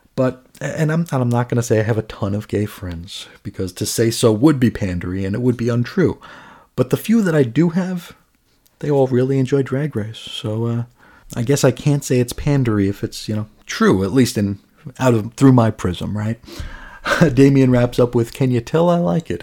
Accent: New York City, New York, United States; now in Phoenix area, United States; I grew up in New York, New York City

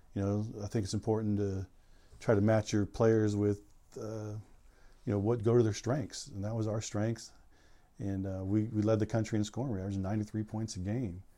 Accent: Southern California, United States; moved away as an adult; also born or lived in Central Valley, California; now in San Francisco Bay Area, United States; growing up in Southern California

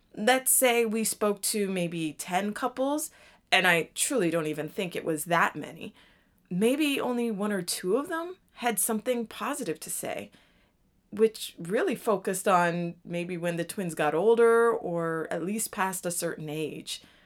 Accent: Toronto, Ontario, Canada; also born or lived in Jamaica (ancestry); now in Washington, D.C. area, United States; I'm also Jamaican, which means I am originally from Toronto, Canada, and I was raised in a Jamaican culture

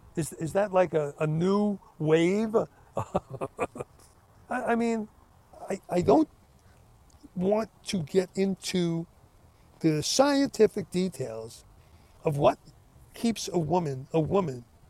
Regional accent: United States; I'm an American. I love my country.

